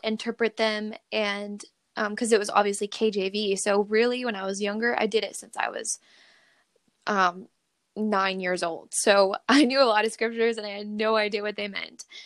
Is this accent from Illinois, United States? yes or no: no; Redding, California, United States; now in Sacramento, United States; I ended up going back to my hometown, which is in Redding, California